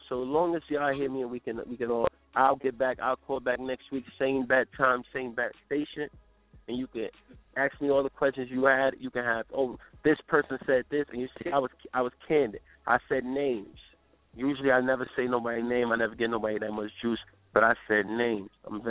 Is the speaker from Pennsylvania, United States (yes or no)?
no; New York, United States; also born or lived in Milwaukee; I grew up in New York and Milwaukee. These are facts.